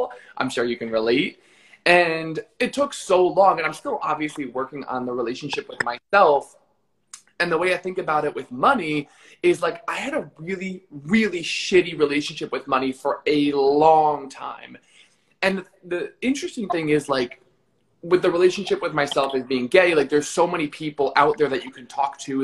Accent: New Jersey, United States; also born or lived in Los Angeles / Florida; now in Miami, United States; I'm from Jersey, which is, the best state

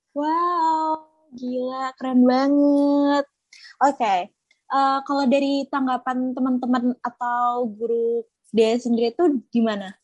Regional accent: Java, Indonesia; kita sama-sama orang Jawa

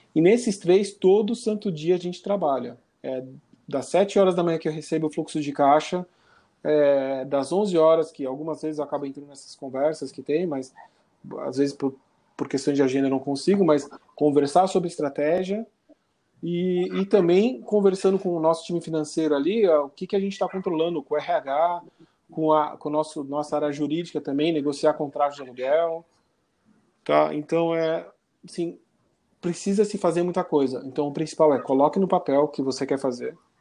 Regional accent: Brazil

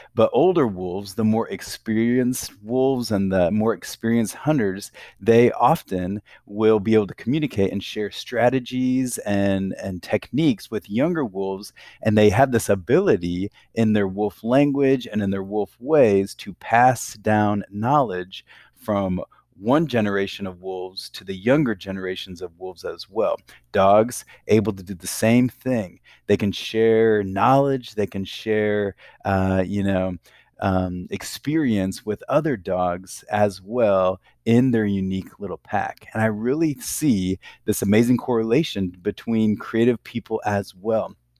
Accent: Sioux City, Iowa, United States; I grew up in, um, Iowa, in a city called Sioux City

